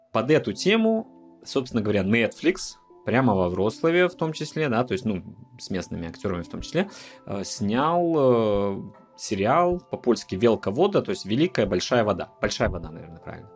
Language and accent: Russian; Minsk, Belarus; now in Poland; белорусы, живущие там в Минске